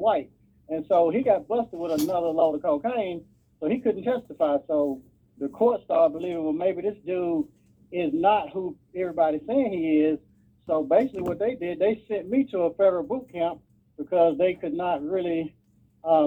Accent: Nashville, Tennessee, United States; I grew up in down south in Nashville, Tennessee.

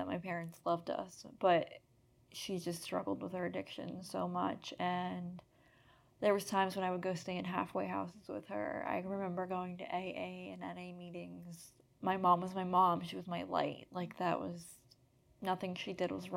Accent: Erie, Pennsylvania, United States; I'm from Erie, Pennsylvania

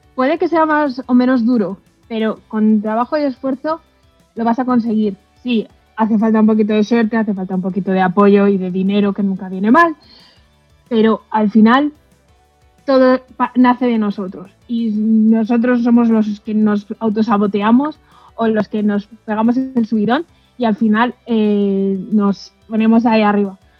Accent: a village in Segovia, Castile and León, Spain; moved away; yo vengo de un pueblo de Segovia que no tenía nadie informático en mi alrededor

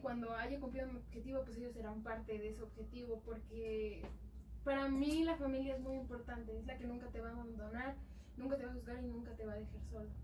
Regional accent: Atlacomulco, State of Mexico, Mexico; somos de Atacomulco

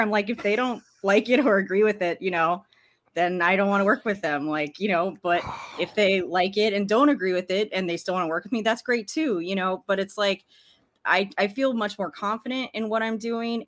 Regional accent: Arlington, Virginia, United States; I grew up in Washington, D C, in, in Arlington, Virginia, to be more specific

